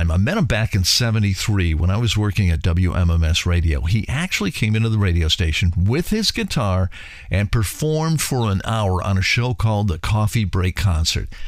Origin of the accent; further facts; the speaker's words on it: Ohio, United States; I was born and raised in Northeast Ohio, Cuyahoga Falls High School, class of 83.